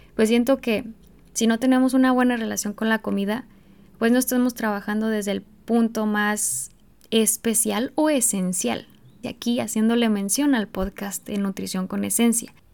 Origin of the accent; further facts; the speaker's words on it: Mexico; en México, por ejemplo, en mi país